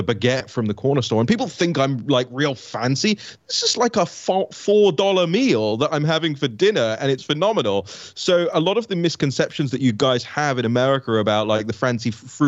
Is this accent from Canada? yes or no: no; United Kingdom; moved away as an adult; now in United States; I used to rail at regulatory standards in Britain until I came to the US